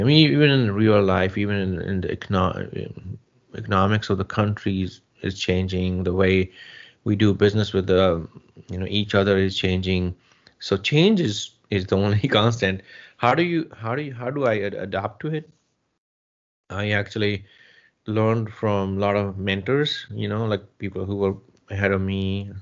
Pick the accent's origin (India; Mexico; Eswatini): India; Jalandhar district, Punjab; moved away as an adult; also born or lived in Chandigarh; now in United States; Yes, I'm from India, from Punjab. I was born uh, and raised in a small village and uh, um, in, Punjab, um, Jalandhar district.